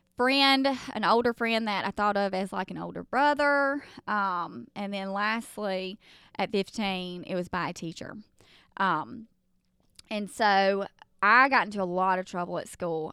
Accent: the South, United States; accent: Southern; I'm from the South, um, where we just do all things Southern.

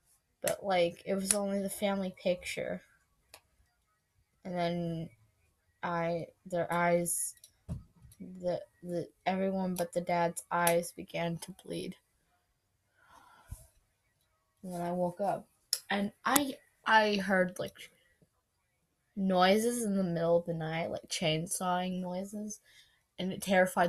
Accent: Russia; born there; also born or lived in Italy; But I was adopted in Italy. I was not born in Italy. I was born in Russia. Understand? I was born in Russia.

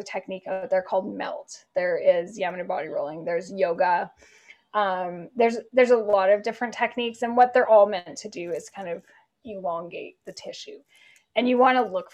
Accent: Canada; moved away as an adult; I grew up in Canada

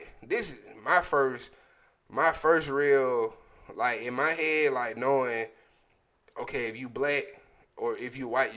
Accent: Atlanta, Georgia, United States; growing up in Atlanta

